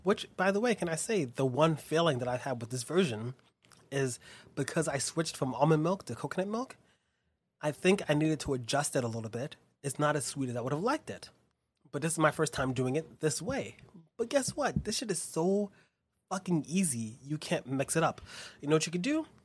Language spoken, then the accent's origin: English; New York, United States; growing up in Spanish Harlem